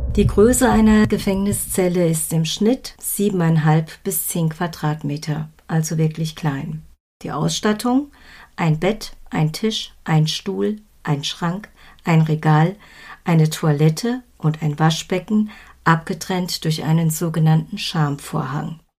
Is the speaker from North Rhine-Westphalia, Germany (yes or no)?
yes; Soest, North Rhine-Westphalia, Germany; meiner Heimatstadt Soest